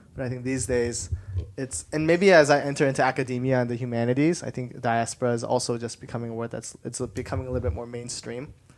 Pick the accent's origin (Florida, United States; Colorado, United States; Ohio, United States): Colorado, United States; Denver; I was born in Denver, Colorado. But my parents are from Korea